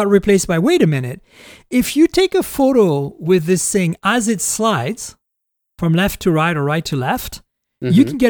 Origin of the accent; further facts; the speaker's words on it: Canada; as a Canadian